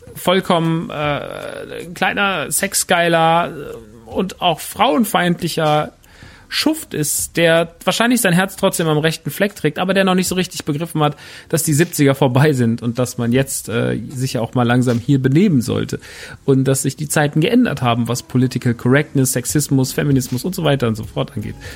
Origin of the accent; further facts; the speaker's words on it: Germany; bei uns in Deutschland